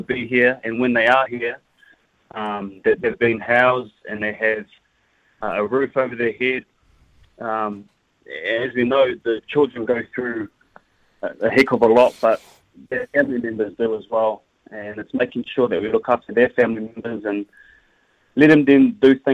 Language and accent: English; Christchurch, Canterbury, New Zealand; I'm from Christchurch, so I bleed red and black